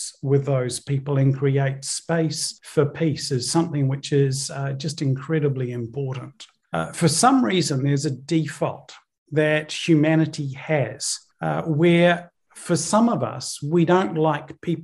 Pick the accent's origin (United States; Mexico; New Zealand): New Zealand; also born or lived in Northern Ireland; I was born in the United Kingdom, in Northern Ireland, moved over to New Zealand when I was around 8 years old.